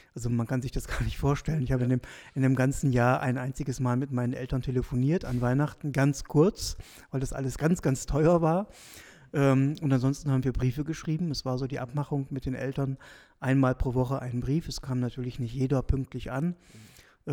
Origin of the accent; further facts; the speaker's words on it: South Oldenburg, Lower Saxony, Germany; moved away as an adult; also born or lived in Münster, Germany; now in St. Gallen, Switzerland; ich komme aus Norddeutschland, Nordwestdeutschland, der, aus der Region Südoldenburg